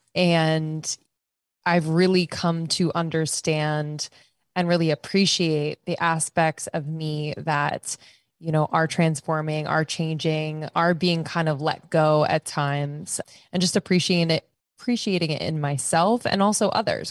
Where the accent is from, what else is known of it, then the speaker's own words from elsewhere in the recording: Pennsylvania, United States; moved away as an adult; also born or lived in Boston / New York / Los Angeles; I'm from the East Coast, Pennsylvania. Uh, spent most of my life on the East Coast